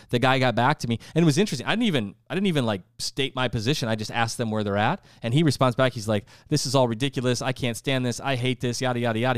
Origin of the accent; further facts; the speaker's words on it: South Dakota, United States; moved away; I'm from South Dakota.